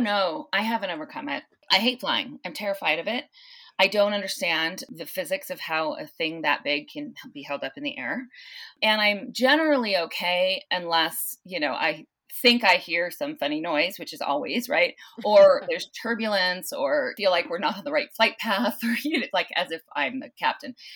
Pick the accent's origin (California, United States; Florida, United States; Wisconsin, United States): California, United States; Southern; also born or lived in San Luis Obispo, California; now in South Lake Tahoe, United States; I grew up in, uh, Southern California